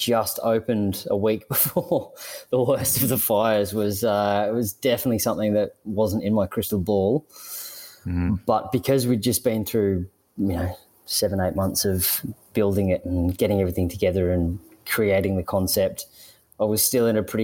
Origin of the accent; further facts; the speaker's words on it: Sydney, New South Wales, Australia; moved away; I grew up in Sydney